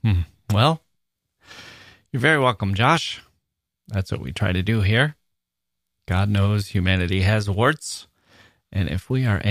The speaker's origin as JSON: {"language": "English", "town": "Leeuwarden", "region": "Friesland", "country": "Netherlands", "tie": "born or raised there", "also_born_or_lived": "Melbourne", "second_language": "English", "said": "I was born in Leeuwarden, a small provincial town in the north of Holland, and in the 80s, my parents thought it would be a good idea to move to Australia, Melbourne."}